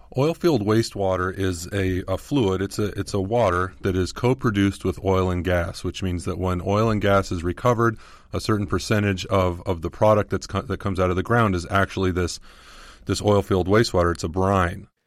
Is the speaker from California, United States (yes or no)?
yes; Southern California, United States; I grew up in Southern California